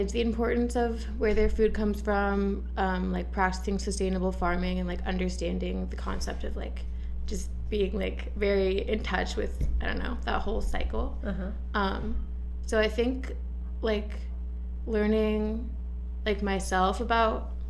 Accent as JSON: {"language": "English", "region": "Washington", "country": "United States", "moved": "as an adult", "lives_now": "Los Angeles, United States", "said": "I'm from Washington State, where it's like very green"}